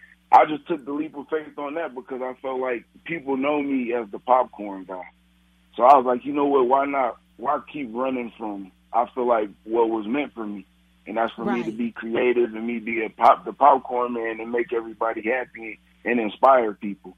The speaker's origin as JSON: {"language": "English", "town": "Gary", "region": "Indiana", "country": "United States", "said": "We're originally from Gary, Indiana. We moved here because of violence and stuff."}